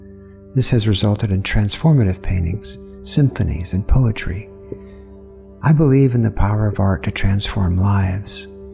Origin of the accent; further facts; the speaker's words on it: Columbus, Georgia, United States; I grew up Southern Baptist in Columbus, Georgia.